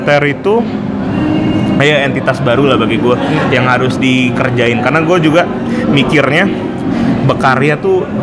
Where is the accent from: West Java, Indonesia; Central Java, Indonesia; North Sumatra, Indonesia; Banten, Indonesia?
West Java, Indonesia; Bandung; now in Jakarta, Indonesia; Eh, aku dari Bandung aku duluan di Jakarta dan dia nyusul